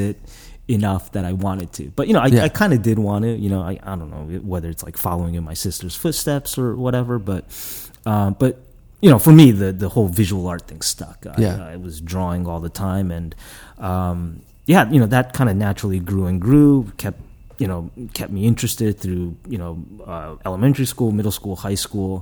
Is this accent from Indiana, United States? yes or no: no; Fort Lee, New Jersey, United States; also born or lived in Japan / Wyckoff, New Jersey; I was born in Japan, came to this country when I was three. Initially grew up in Fort Lee, New Jersey.